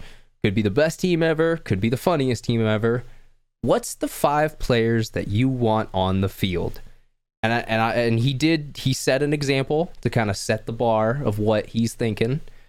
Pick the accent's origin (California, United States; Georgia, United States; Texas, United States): Texas, United States; We're all from Texas.